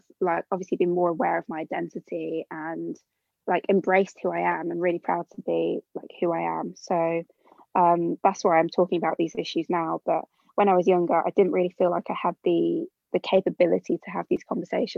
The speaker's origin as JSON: {"language": "English", "town": "Birmingham", "region": "West Midlands", "country": "United Kingdom", "said": "I'm from Birmingham originally, so like a really diverse area. Like at school was never like the only non-white person in the class"}